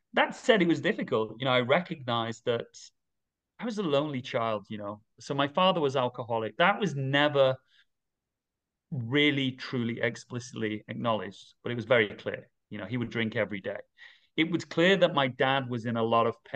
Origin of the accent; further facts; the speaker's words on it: Manchester, North West England, United Kingdom; moved away as an adult; now in Dubai, United Arab Emirates; I'm from the northwest of England. I'm from Manchester. I grew up there